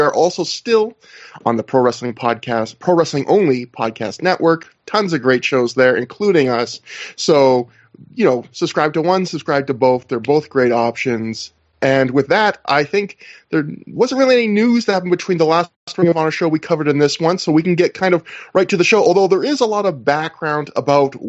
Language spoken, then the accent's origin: English; Canada; I am the lone Canadian here on the feed